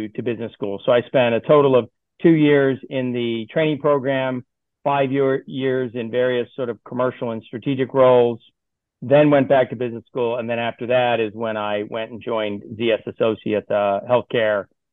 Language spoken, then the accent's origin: English; Baltimore, Maryland, United States; moved away as an adult; I grew up in Baltimore, Maryland, spent the first 18 years of my life there